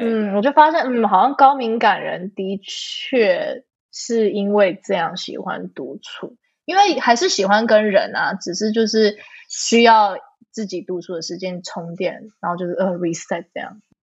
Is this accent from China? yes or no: no; Canada; moved away; also born or lived in Taiwan; 我们可能在国外长大